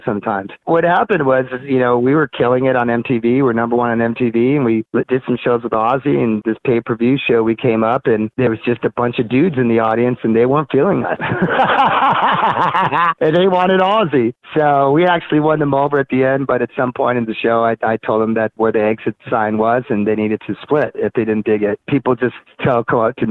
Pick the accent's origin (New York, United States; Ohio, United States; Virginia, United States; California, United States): California, United States; Monterey Park; growing up in Monterey Park, Montebello area, LA, downtown area